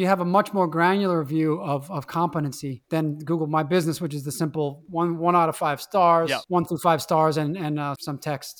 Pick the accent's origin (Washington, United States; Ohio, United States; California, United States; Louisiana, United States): Louisiana, United States; New Orleans; growing up in New Orleans, even in the winter, you'd have 85 degrees and 95% humidity in the winter months.